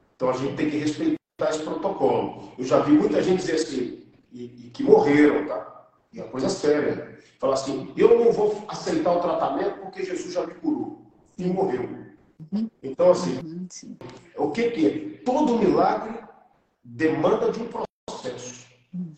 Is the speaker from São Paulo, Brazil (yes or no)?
no; Itaperuna, Rio de Janeiro, Brazil; moved away; eu vim lá de Itaperuna, que era a minha cidade.